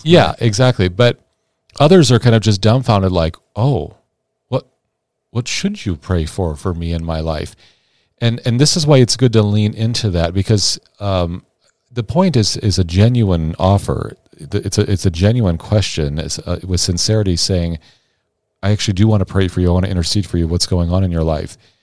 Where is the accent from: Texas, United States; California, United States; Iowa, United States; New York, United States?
Iowa, United States; Sioux City; also born or lived in St. Louis, Missouri